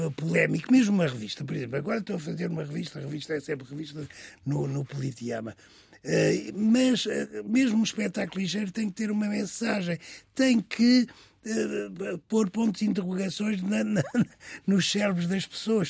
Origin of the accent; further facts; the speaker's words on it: Vila Nova de São Bento, Alentejo, Portugal; Eu nasci em Aldeia Nova de São Bento, que hoje é Vila Nova de São Bento